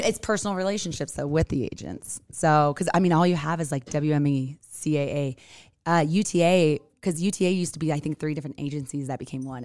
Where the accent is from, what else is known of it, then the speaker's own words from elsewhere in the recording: California, United States; now in Utah, United States; I'm from Cali